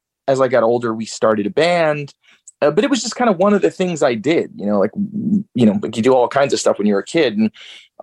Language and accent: English; Georgia, United States; also born or lived in Newark, New Jersey; now in Nashville, United States; And then I finished growing up in Georgia